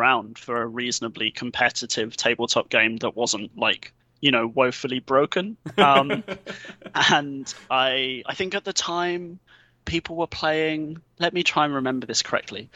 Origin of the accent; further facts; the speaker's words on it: England, United Kingdom; I'm from England